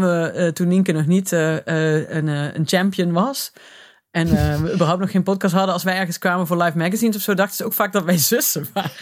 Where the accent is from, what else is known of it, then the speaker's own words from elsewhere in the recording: Limburg, Netherlands; now in Nijmegen, Netherlands; ik kom ben een Limburger, trotse Limburger, die al heel lang bij Nijmegen woont, of in Nijmegen